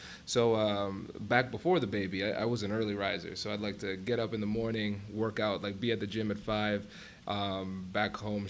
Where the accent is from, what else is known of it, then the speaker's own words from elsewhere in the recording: Tiffin, Ohio, United States; But so went through growing up in Tiffin, then came to OSU. I chose Ohio State because I wanted to get a school that had a population that was bigger than Tiffin